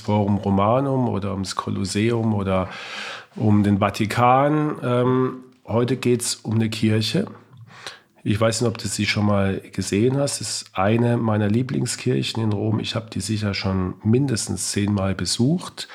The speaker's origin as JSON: {"language": "German", "town": "Heidelberg", "region": "Baden-Württemberg", "country": "Germany", "tie": "born or raised there", "said": "aus meiner Heimatstadt Heidelberg"}